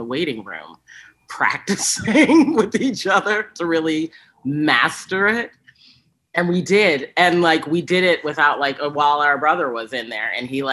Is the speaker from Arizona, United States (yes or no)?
no; Boston, Massachusetts, United States; I'm from Boston.